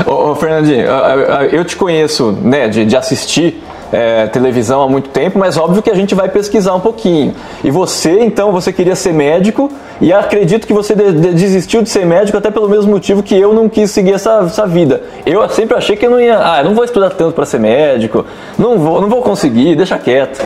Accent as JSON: {"language": "Portuguese", "region": "interior of São Paulo", "country": "Brazil", "moved": "as an adult", "lives_now": "Londrina, Brazil", "said": "eu sou do interior de São Paulo, vim para cá faz 12"}